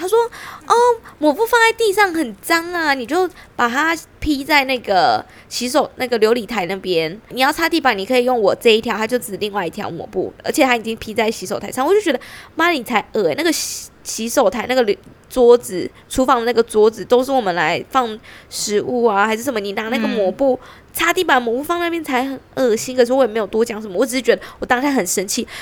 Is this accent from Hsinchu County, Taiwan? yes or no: no; Pingtung County, Taiwan; 因为我屏东人嘛